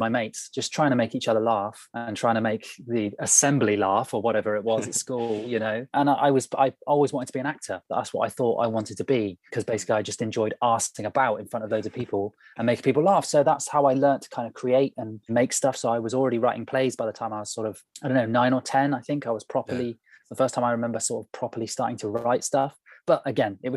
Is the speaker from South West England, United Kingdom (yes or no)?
yes; Burnham-on-Sea, South West England, United Kingdom; also born or lived in London; I grew up in Somerset, so on the coast, small town called Burnham-on-Sea